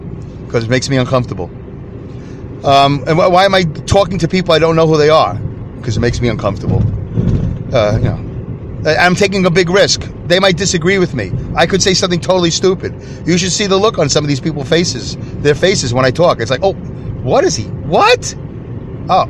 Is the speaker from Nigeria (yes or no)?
no; Saugerties, New York, United States; my hometown of Saugerties, New York